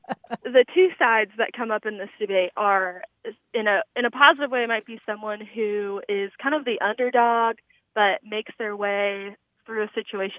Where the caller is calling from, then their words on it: Indianapolis, Indiana, United States; Hi. This is … I'm calling from Indianapolis, Indiana.